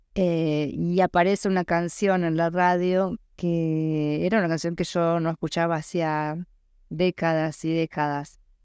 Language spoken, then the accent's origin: Spanish; Argentina; now in Buenos Aires, Argentina; mis padres viven, siguen viviendo en el pueblo donde yo nací y crecí